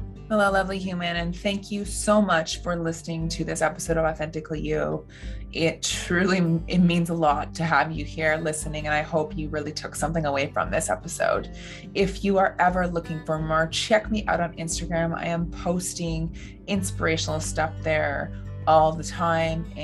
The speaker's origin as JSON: {"language": "English", "town": "Dryden", "region": "Ontario", "country": "Canada", "said": "I'm from Dryden, Ontario"}